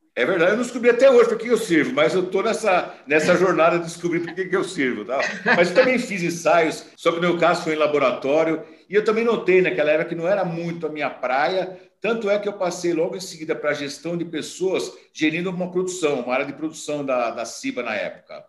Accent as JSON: {"language": "Portuguese", "region": "São Paulo", "country": "Brazil", "tie": "born or raised there", "also_born_or_lived": "Campinas", "said": "eu nasci em Campinas, eu nasci em Campinas, mas muito novo, meus pais mudaram para São Paulo, então eu fui criado em São Paulo"}